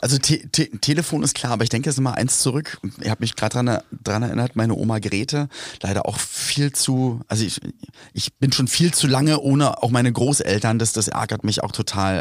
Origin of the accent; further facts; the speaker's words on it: Berlin, Germany; bei uns in Berlin-Spandau, wo ich aufgewachsen bin